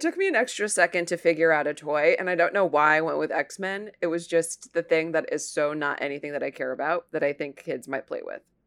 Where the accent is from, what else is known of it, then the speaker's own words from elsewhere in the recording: Toledo, Ohio, United States; I grew up in Toledo, which is a car town